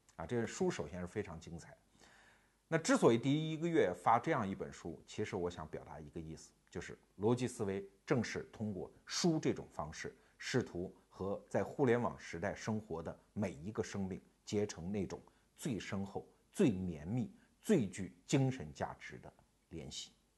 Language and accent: Chinese; China; 我们中国人的说法